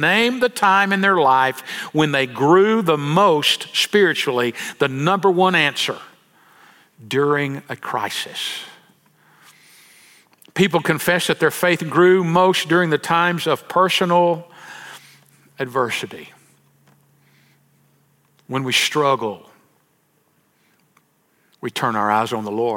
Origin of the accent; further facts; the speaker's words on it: El Dorado, Arkansas, United States; growing up in El Dorado, Arkansas